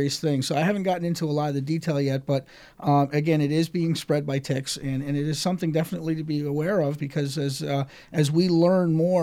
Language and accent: English; New York, United States; moved away; I'm from New York originally.